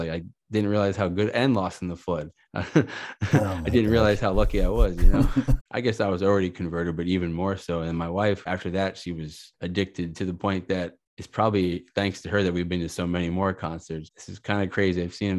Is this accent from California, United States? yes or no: no; Miami, Florida, United States; also born or lived in Long Island, New York; now in Orlando, United States; I grew up in Miami, but before we moved to Miami, we lived in Long Island.